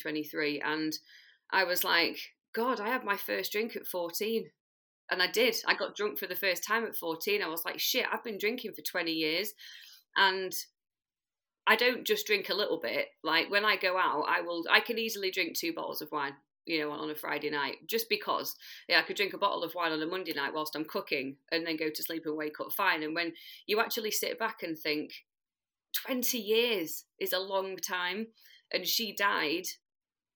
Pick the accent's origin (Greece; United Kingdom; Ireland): United Kingdom; Manchester, North West England; I'm from South Manchester in the UK